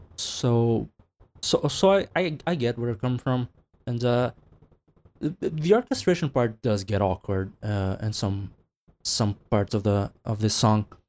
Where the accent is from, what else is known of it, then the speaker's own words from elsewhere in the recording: Brazil; I'm from Brazil